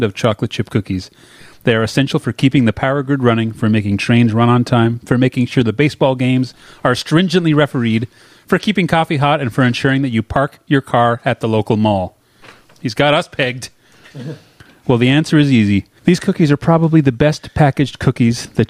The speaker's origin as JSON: {"language": "English", "country": "Canada", "tie": "born or raised there", "said": "When I was a Canadian kid going to visit my Long Island cousins"}